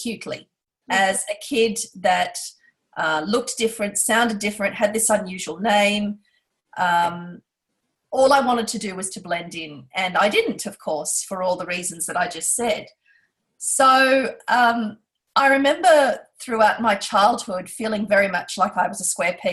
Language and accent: English; Perth, Western Australia, Australia; also born or lived in India; we immigrated to Australia and to Perth, as you said, in the mid-1970s.